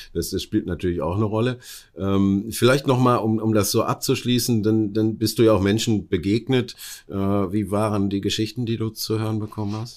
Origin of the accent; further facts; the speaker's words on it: Oberhausen, North Rhine-Westphalia, Germany; meiner Heimatstadt Oberhausen